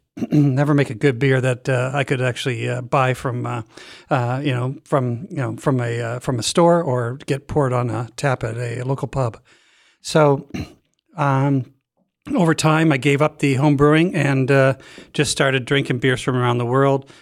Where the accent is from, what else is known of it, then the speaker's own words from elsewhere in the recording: Canada; moved away; growing up in Canada